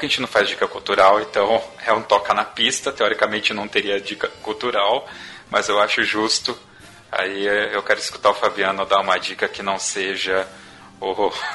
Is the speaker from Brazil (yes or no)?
yes; Brazil; Essa foi a minha visão como brasileiro, como cidadão